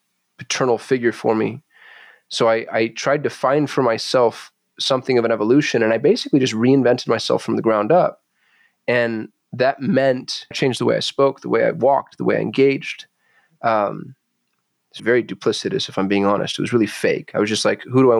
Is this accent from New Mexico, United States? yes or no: yes; Albuquerque, New Mexico, United States; I was raised in Albuquerque, New Mexico